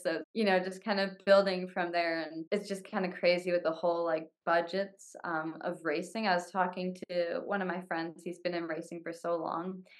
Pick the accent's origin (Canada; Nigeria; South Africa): Canada; being Canadian